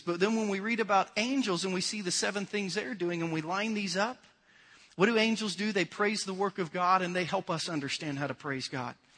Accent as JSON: {"language": "English", "country": "United States", "said": "as an American"}